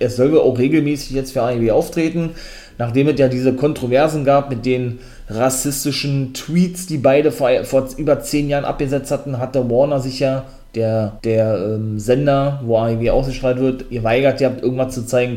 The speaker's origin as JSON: {"language": "German", "country": "Germany", "said": "bei uns in Deutschland"}